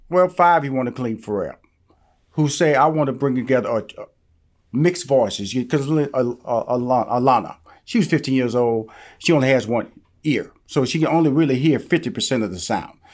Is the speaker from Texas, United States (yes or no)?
yes; Houston, Texas, United States; I'm from Houston, Texas.